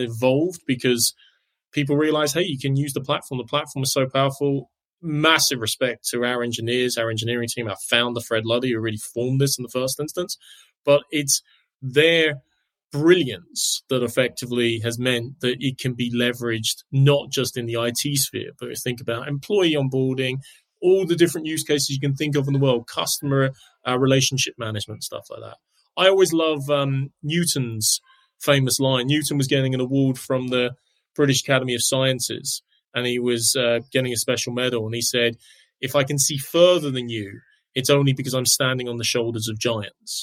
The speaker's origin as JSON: {"language": "English", "country": "Ireland", "tie": "born or raised there", "also_born_or_lived": "London", "said": "I was born in London, but I moved to Ireland when I was 7. So all my schooling's over here."}